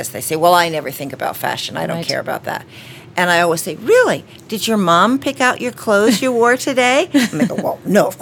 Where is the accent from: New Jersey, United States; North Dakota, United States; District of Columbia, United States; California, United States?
District of Columbia, United States; Washington; also born or lived in Boston; I was born in Boston and grew up mostly in Washington, D.C.